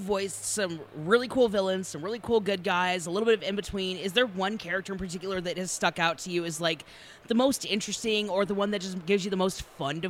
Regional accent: New Mexico, United States; See, I'm from New Mexico, and we're spoiled.

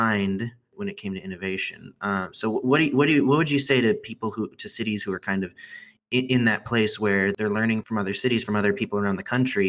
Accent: Washington, United States; my home state of Washington

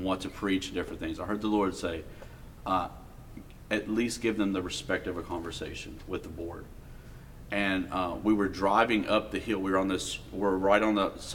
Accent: Highlands County, Florida, United States; also born or lived in southern West Virginia; now in Charleston, United States; I grew up in Florida. I'm from southern West Virginia, but I was growing up in Florida, and it was in Highlands County, Florida.

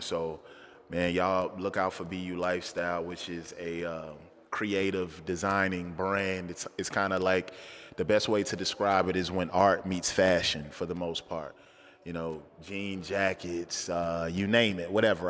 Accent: Charlotte, North Carolina, United States; I'm a Charlatine. I was born in Charleston, but, you know, I've been here since I was two, so I'm a Charlatine

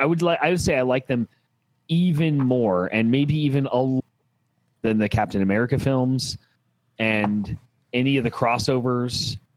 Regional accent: Boston, Massachusetts, United States; I'm from Boston

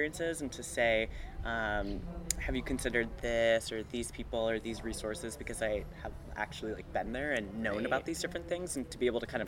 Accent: Midwest, United States; now in Arizona, United States; But I grew up in the Midwest, which was a little bit more conservative, and now we're here in Arizona

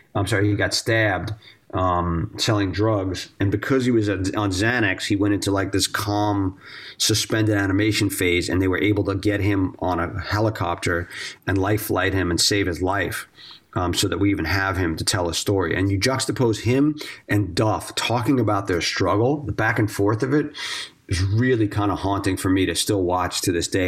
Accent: East Coast, United States; growing up on the East Coast

